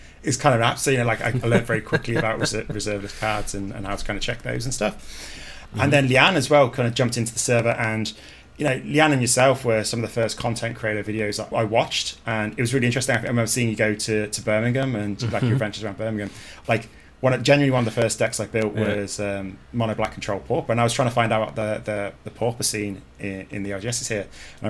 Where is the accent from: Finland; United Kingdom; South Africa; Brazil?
Brazil; English is a second language; moved away as an adult; now in Ireland; look, I'm from Brazil. I've come over to play and I enjoy playing, you know, competitive.